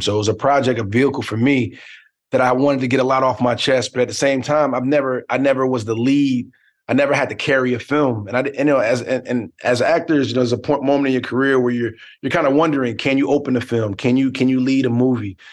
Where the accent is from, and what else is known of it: Newark, New Jersey, United States; born or raised there